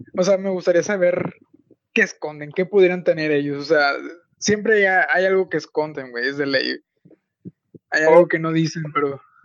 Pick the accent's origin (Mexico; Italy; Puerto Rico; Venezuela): Mexico; en mi país